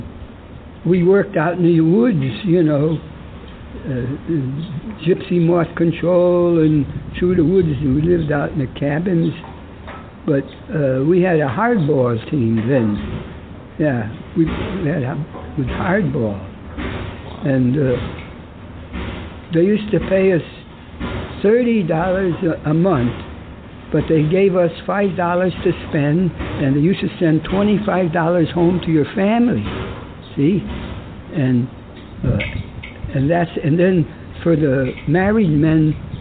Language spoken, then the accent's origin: English; New Britain, Connecticut, United States; born or raised there